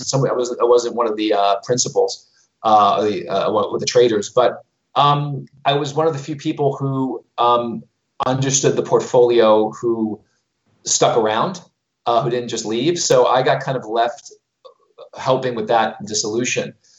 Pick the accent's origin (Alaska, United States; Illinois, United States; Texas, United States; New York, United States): New York, United States; New York City; moved away as an adult; also born or lived in London / Dubai / Moscow; I was born in Brooklyn, New York